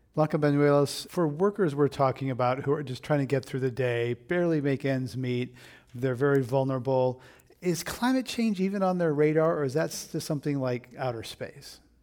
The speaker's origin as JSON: {"language": "English", "area": "Monterey County", "region": "California", "country": "United States", "tie": "born or raised there", "moved": "yes", "said": "I grew up in Monterey County, which is about 100 miles south of San Francisco, big agricultural county"}